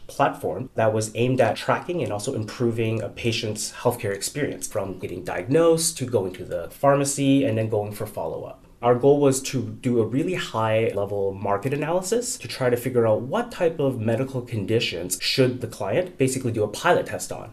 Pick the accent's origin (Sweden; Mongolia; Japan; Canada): Canada; moved away as an adult; now in United States; So I'm new to the US, I'm Canadian